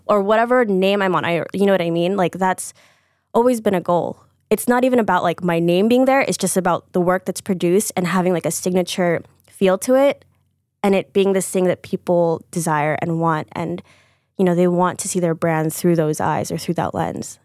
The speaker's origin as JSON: {"language": "English", "town": "Deerfield", "region": "Illinois", "country": "United States", "also_born_or_lived": "New York", "moved": "yes", "said": "I'm from Deerfield, Chicago"}